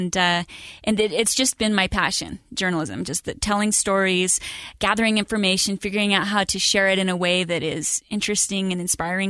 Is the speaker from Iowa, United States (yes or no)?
no; Idaho Falls, Idaho, United States; I grew up in Idaho Falls, the daughter of a school teacher